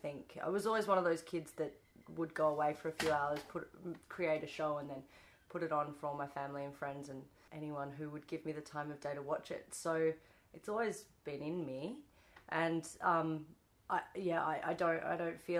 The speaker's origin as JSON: {"language": "English", "town": "Perth", "region": "Western Australia", "country": "Australia", "tie": "born or raised there", "also_born_or_lived": "Melbourne / Newcastle / Sydney", "moved": "as an adult", "said": "I left Perth as a young person to just get out of my hometown."}